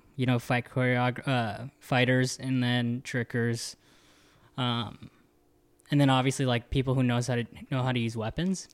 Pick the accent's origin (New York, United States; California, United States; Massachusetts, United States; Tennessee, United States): California, United States; the Bay Area; moved away; I was from the Bay